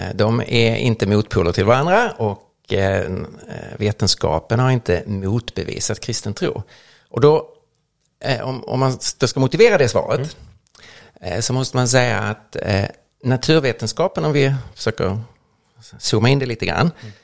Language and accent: Swedish; Lund, Skåne, Sweden; växte upp nere i Lund